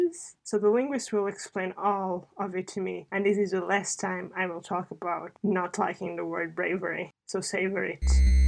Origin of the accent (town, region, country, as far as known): Portugal; English is a second language; now in United Kingdom